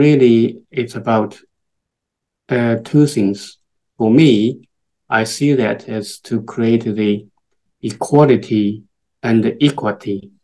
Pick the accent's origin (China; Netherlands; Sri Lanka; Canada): China; moved away as an adult; also born or lived in Thailand; now in United Kingdom; I am from China originally. I moved to the UK about 22 years ago